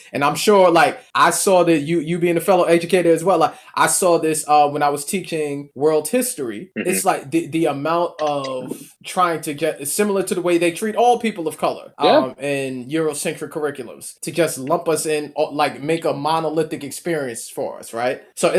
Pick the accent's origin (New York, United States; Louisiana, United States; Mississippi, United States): New York, United States; New York City; also born or lived in Mount Vernon, New York; growing up in Mount Vernon, growing up in the Bronx, New York